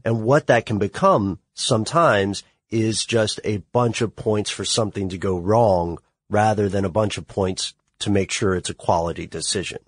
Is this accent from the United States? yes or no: yes; Tennessee, United States; I'm from Tennessee